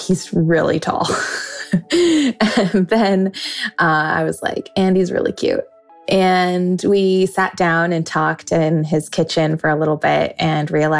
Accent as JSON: {"language": "English", "town": "Sun Valley", "region": "Idaho", "country": "United States", "said": "I'm from Sun Valley, Idaho"}